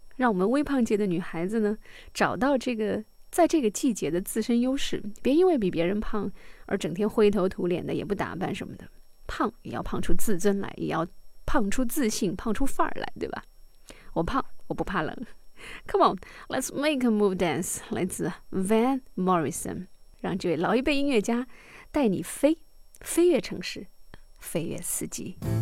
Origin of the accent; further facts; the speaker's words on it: Jiangnan, China; 我们俩都来自江南，我们都服务于同一位雇主